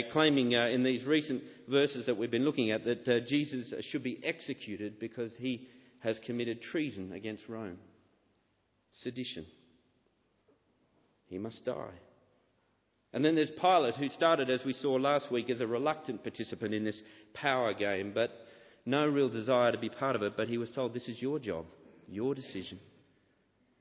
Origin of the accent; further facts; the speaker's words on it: Sydney, New South Wales, Australia; as a boy growing up in Sydney